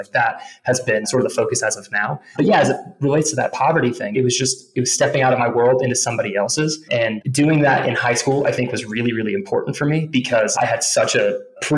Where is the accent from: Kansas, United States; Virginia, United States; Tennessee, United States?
Kansas, United States; Johnson County; moved away as an adult; now in Colorado, United States; growing up where I grew up in Johnson County specifically